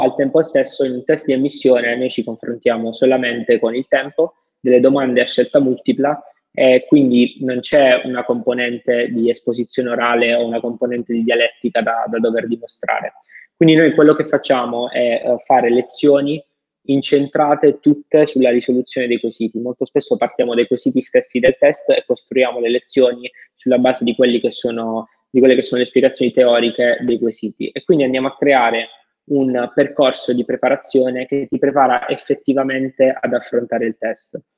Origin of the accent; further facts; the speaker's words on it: the South, Southern Italy, Italy; vengo da, dal sud, vengo da lì